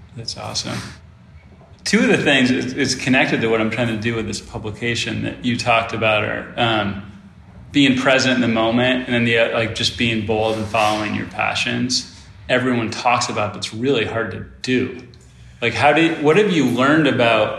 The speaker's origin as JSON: {"language": "English", "town": "Rochester", "region": "Michigan", "country": "United States", "tie": "born or raised there", "said": "I grew up in Rochester"}